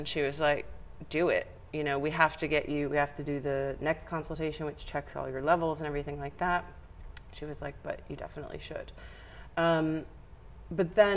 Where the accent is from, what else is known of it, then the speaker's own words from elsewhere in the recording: United States; moved away as an adult; I'm originally from America, so I moved to a foreign country